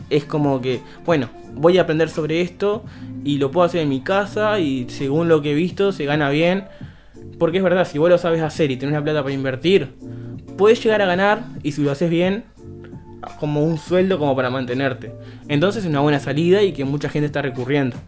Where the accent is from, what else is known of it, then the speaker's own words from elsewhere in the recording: Uruguay; somos uruguayos